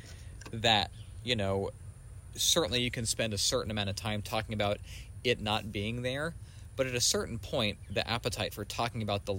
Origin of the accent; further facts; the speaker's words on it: New Mexico, United States; my whole family's from the South. I grew up in New Mexico